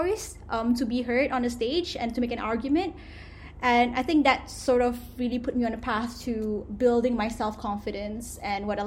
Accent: Selangor, Malaysia; moved away as an adult; also born or lived in Kuala Terengganu, Malaysia / London, United Kingdom / Philadelphia, United States; I went to a boarding school in Kuala Terengganu, and I'm originally from Selangor

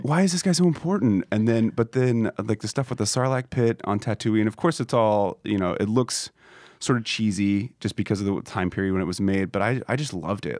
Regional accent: Kansas City, Missouri, United States; I'm from Kansas City, we don't make films in Kansas City

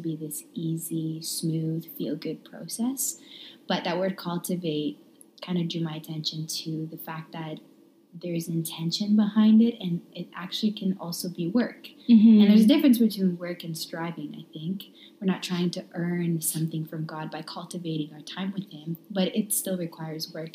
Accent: Romania; now in Calgary, Canada; born and raised in Romania

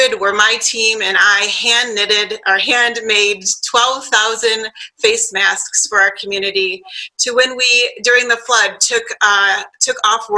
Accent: Flint, Michigan, United States; now in Midland, United States; I'm from Flint

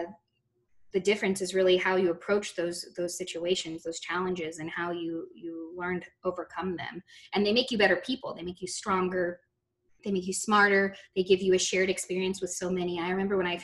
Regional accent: Texas, United States; I grew up in Texas

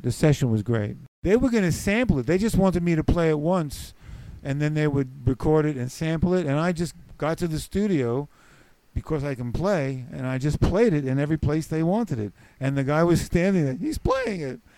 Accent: New York City, New York, United States; accent: New York; moved away; also born or lived in Eugene, Oregon / Alaska; I grew up in the Bronx

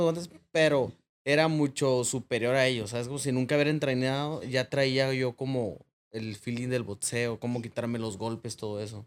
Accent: Tijuana, Baja California, Mexico; Yo me crié en Planice, una colonia allá por el Cucapá, por el ejido Matamoros

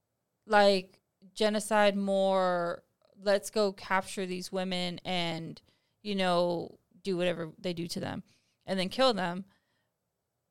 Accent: Texas, United States; we're from Texas

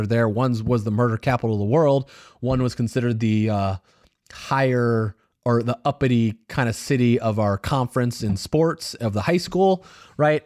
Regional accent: United States; I grew up in the United States

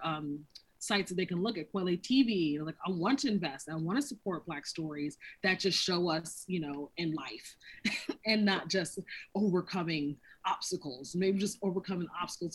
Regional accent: North Carolina, United States; moved away; also born or lived in San Francisco / New York / Los Angeles; I've relocated to San Francisco, New York, LA, and I'm originally from North Carolina.

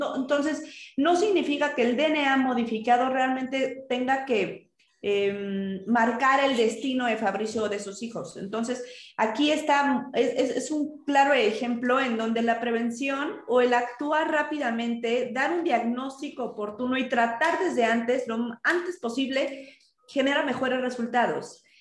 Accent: Mexico; estamos nosotros acostumbrados en México

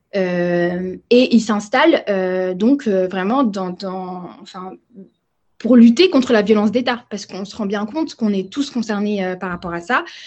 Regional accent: France; moi je suis une génération, on va dire post-bimidum, donc ça veut dire que j'ai grandi en France.

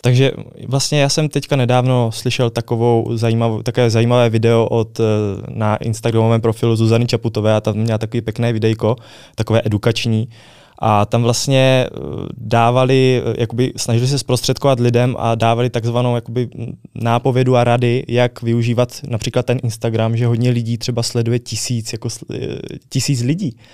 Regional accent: Brno, South Moravian Region, Czechia; u nás v Brně

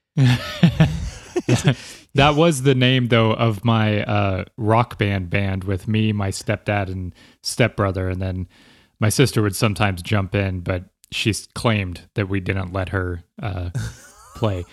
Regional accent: Texas, United States; moved away as an adult; now in Los Angeles, United States; growing up in Texas

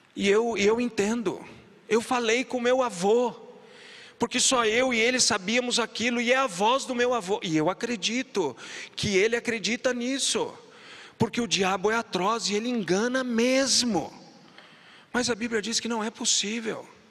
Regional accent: Sorocaba, São Paulo, Brazil; da cidade de Sorocaba, onde eu fui criado

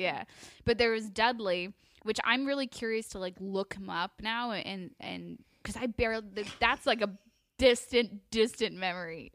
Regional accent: Toronto, Ontario, Canada; I grew up in Toronto, Ontario, Canada.

